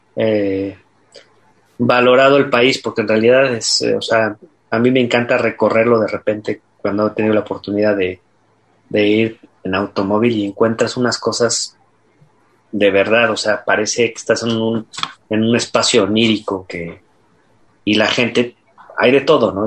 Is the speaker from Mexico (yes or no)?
yes; Mexico; como mexicanos